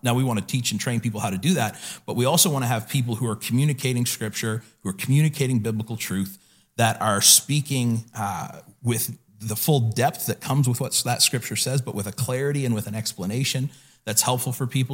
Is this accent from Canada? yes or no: yes; the Maritimes, Canada; I grew up in the Maritimes here